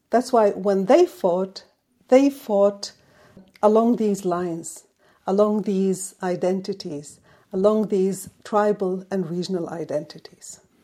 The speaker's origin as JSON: {"language": "English", "country": "Yemen", "tie": "born or raised there", "moved": "yes", "said": "my home country"}